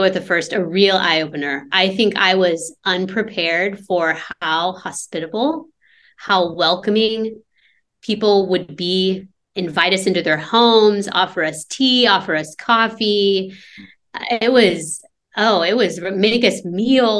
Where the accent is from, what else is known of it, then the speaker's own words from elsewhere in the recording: United States; moved away as an adult; now in Lebanon; I am currently in Lebanon, and I am from the States